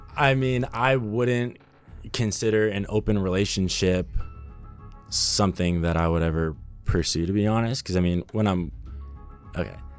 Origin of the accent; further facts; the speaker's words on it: Burbank, California, United States; I grew up in Burbank, California, so pretty close to here